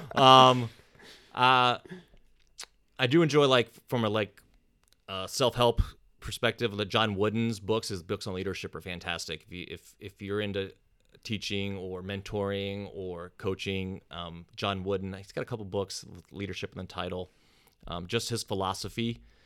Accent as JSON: {"language": "English", "region": "East Coast", "country": "United States", "tie": "born or raised there", "moved": "as an adult", "lives_now": "California, United States", "said": "I didn't move to California until I was thirty, and growing up on the East Coast"}